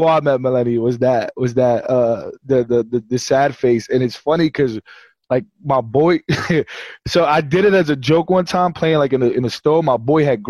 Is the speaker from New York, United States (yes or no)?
yes; New York City, New York, United States; also born or lived in New Jersey; I'm from Brooklyn and Queens